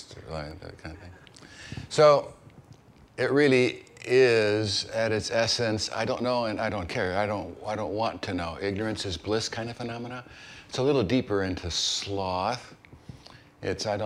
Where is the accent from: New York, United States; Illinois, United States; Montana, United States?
Illinois, United States; Chicago; moved away as an adult; also born or lived in East Texas; I grew up in Chicago, and I arrived in East Texas for my first call